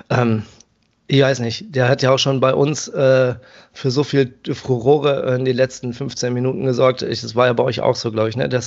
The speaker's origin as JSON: {"language": "German", "town": "Paderborn", "region": "North Rhine-Westphalia", "country": "Germany", "tie": "born or raised there", "said": "in meiner alten Heimat Paderborn"}